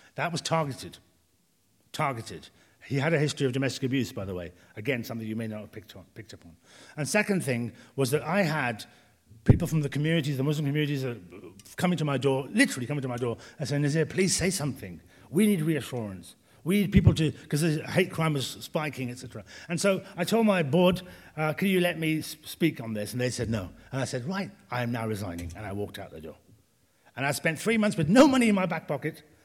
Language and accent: English; Birmingham, West Midlands, United Kingdom; moved away; I'm from Birmingham, I don't want to go back there